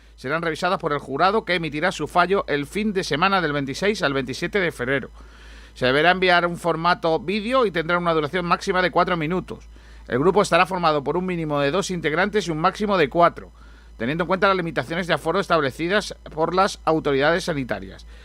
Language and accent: Spanish; Rincón de la Victoria, Andalusia, Spain; Centro Comercial de mi pueblo, el Rincón